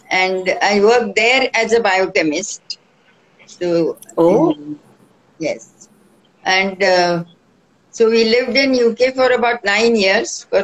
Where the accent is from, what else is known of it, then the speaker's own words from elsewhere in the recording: Mumbai, Maharashtra, India; I'm born and brought up in Bombay.